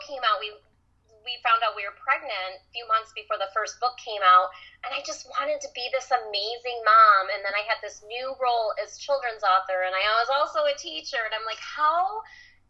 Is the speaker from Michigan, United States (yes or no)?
yes; Michigan, United States; I grew up in Michigan